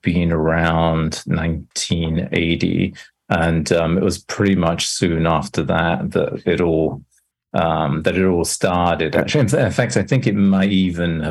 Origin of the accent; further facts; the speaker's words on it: England, United Kingdom; moved away as an adult; now in New York, United States; I grew up in England, but I've lived in New York and USA for most of the last 25 years